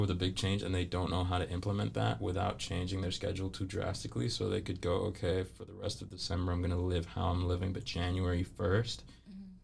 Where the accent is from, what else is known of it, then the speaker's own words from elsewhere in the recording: Ghana; I'm Ghanaian